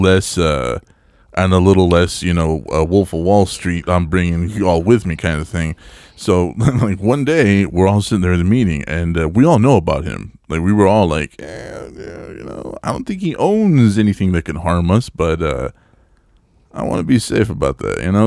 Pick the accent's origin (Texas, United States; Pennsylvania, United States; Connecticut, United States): Texas, United States; El Paso; moved away; my hometown of El Paso